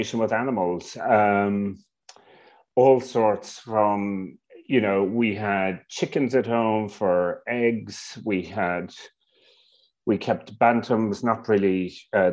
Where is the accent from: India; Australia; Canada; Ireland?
Ireland; Southwest Ireland; moved away as an adult; now in Hong Kong; I'm Irish. I grew up in Ireland a long time ago